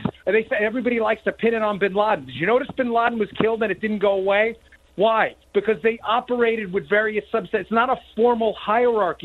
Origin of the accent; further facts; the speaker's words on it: New York, United States; moved away; also born or lived in Maryland; I grew up in New York